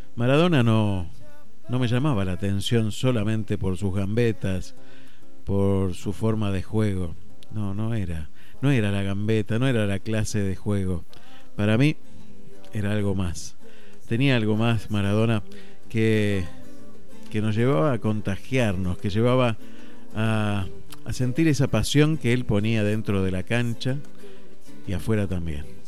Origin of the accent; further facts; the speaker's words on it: Argentina; somos los argentinos